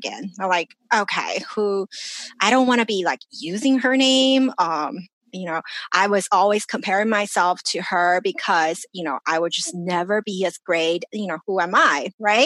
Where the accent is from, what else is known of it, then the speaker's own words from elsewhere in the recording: China; now in Los Angeles, United States; I grew up in China